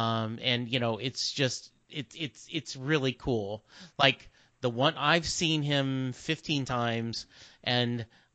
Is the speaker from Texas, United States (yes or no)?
yes; Dallas, Texas, United States; Because growing up in Dallas, you don't have as the opportunity of someone growing up in the East Coast.